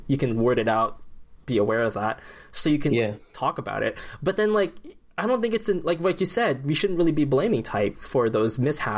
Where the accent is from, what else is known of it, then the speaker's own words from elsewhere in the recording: Philippines; as a Filipino